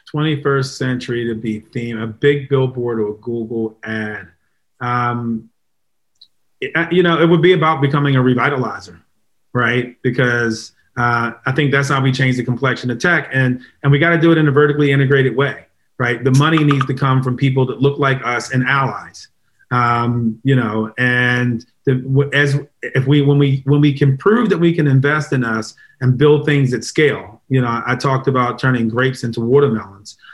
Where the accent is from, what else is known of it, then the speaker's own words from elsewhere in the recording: Baltimore, Maryland, United States; moved away; I'm originally from Baltimore